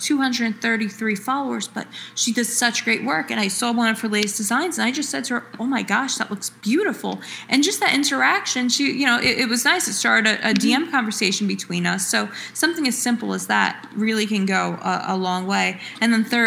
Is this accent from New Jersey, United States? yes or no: yes; Woodbridge, New Jersey, United States; I was actually a sixth generation to be born and raised in the Woodbridge part of New Jersey, and then the first generation to move to another town.